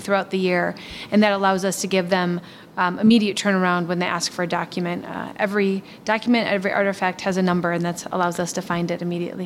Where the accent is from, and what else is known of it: Milwaukee, Wisconsin, United States; born or raised there